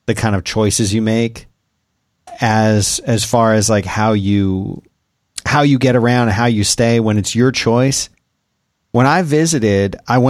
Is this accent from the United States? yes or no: yes; Philadelphia, Pennsylvania, United States; I'm from Philly